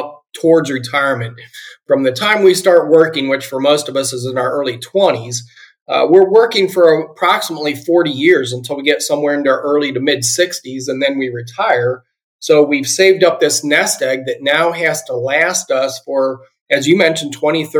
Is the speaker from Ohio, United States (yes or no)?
yes; Akron, Ohio, United States; I am originally from Ohio. I grew up in the Akron, Ohio area